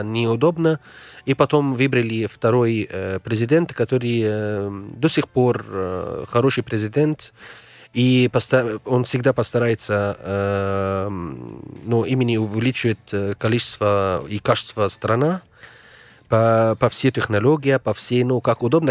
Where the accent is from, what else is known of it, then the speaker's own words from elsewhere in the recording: Egypt; Russian is a second language; moved away; в нашей стране